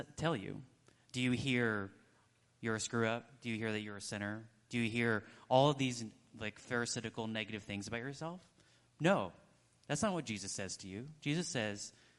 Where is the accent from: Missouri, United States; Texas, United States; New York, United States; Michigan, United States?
Texas, United States; I'm a Texan